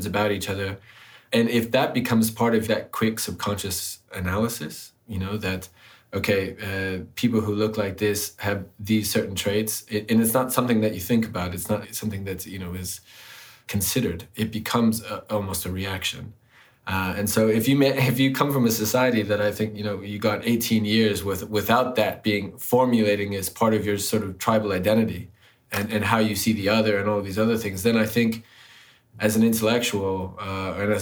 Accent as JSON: {"language": "English", "country": "United States", "tie": "born or raised there", "moved": "yes", "said": "I grew up in the United States"}